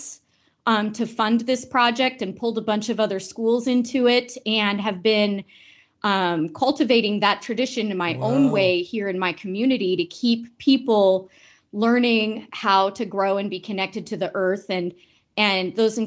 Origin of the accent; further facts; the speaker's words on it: Southern Oregon, United States; I grew up in Southern Oregon on a sheep farm